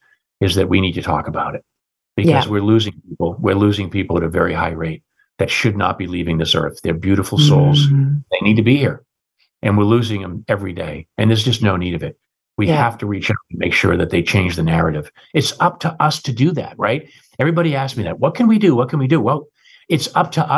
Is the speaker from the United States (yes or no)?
yes; United States; also born or lived in London, United Kingdom; as an American running the UK